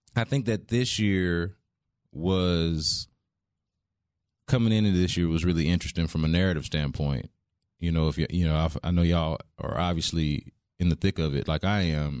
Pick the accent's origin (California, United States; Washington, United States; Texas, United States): Texas, United States; Houston; I'm from Houston